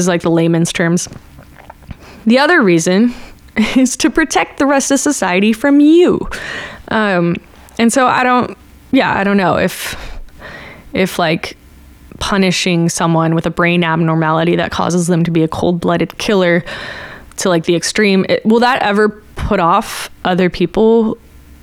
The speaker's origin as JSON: {"language": "English", "area": "Bay Area", "region": "California", "country": "United States", "tie": "born or raised there", "said": "I'm from the Bay Area and we had Live 105"}